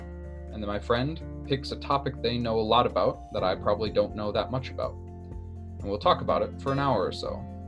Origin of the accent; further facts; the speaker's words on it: Upper Midwest, United States; I'm 25 years old, born and raised in the Upper Midwest.